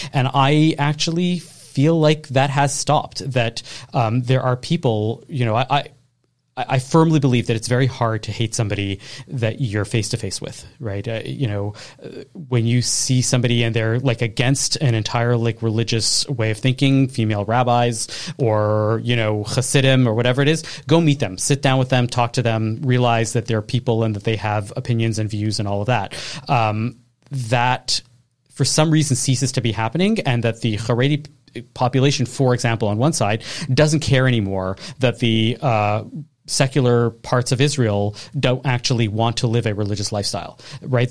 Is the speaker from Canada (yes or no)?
yes; Canada